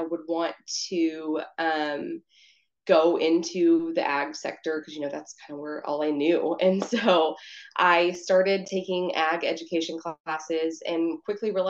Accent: Mount Vernon, Texas, United States; moved away as an adult; I'm from Northeast Texas, Mount Vernon, which is where I actually live

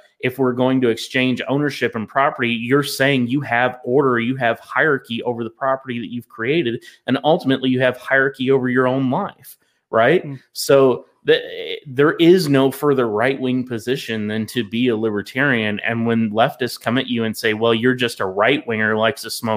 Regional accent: the South, United States; I'm a Southerner

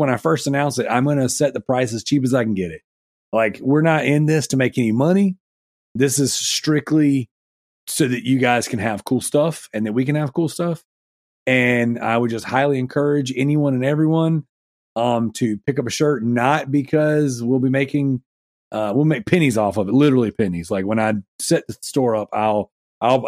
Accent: the South, United States; I'm from the South

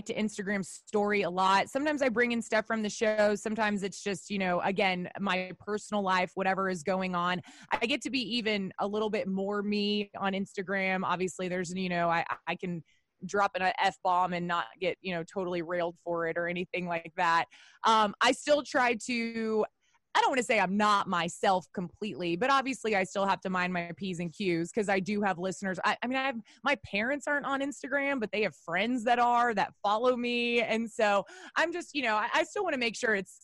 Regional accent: Texas, United States; also born or lived in Northeast United States; as a Texan

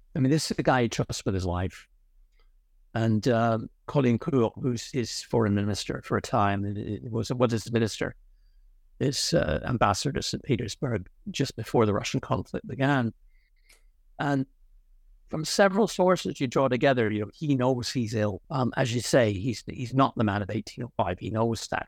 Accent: Ireland; moved away; also born or lived in Connecticut, United States / Oxford, United Kingdom; I was largely brought up in Ireland.

